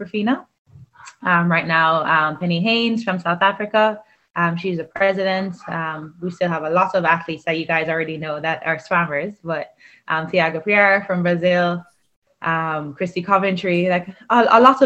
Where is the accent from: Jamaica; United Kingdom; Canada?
Jamaica; moved away as an adult; growing up in Jamaica